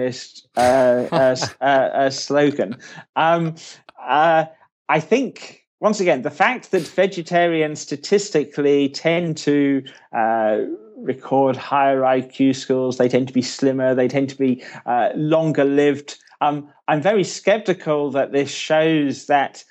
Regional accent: United Kingdom; accent: British; as you can probably tell from my accent, I'm a Brit myself.

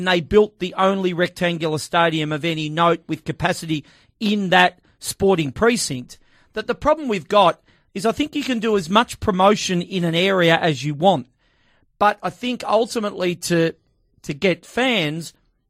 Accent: New South Wales, Australia; now in Melbourne, Australia; I grew up in New South Wales, so I think I've got some reason to comment

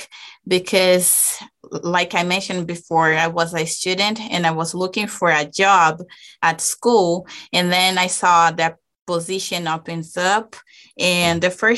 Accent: Brazil; English is a second language; moved away as an adult; now in Utah, United States; I'm actually from Brazil

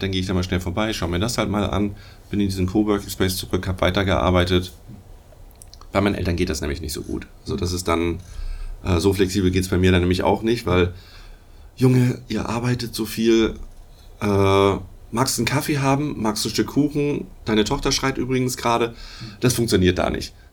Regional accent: Hamburg, Germany; Ich komme eigentlich aus Hamburg, daher auch Moin Moin mal vorhin.

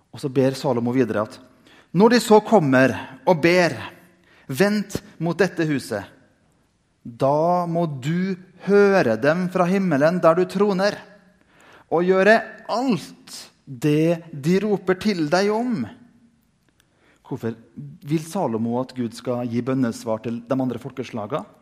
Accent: Indre Nordmøre, Møre og Romsdal, Norway; som barn jeg gikk på søndagsskolen hjemme på Indre Nordmøre

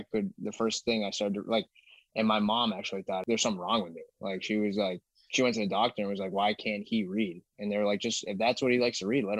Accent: Northeast, United States; I'm from Northeast

